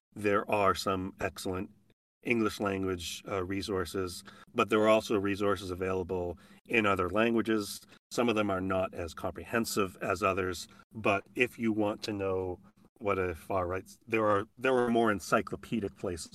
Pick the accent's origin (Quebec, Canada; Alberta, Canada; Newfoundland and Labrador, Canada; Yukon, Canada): Alberta, Canada; Edmonton; moved away as an adult; my hometown